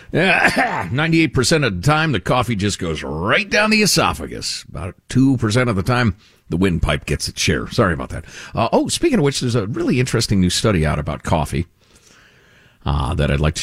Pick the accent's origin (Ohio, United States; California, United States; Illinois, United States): Illinois, United States; Chicago; moved away; where I grew up in Chicagoland.